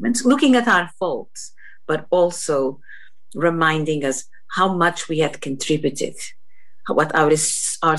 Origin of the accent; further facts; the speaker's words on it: Portugal; moved away as an adult; also born or lived in Scotland; now in Dundee, United Kingdom; I come from Portugal